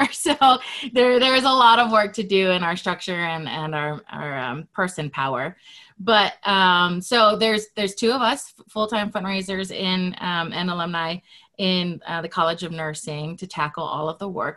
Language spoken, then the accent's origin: English; Hawaii, United States; moved away as an adult; now in Utah, United States; I was born and raised in Hawaii, and I've lived in Utah for 15 years.